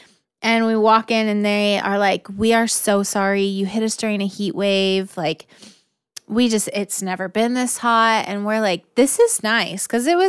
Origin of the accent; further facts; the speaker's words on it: Tracy, California, United States; because growing up in Tracy is pretty similar to Fresno.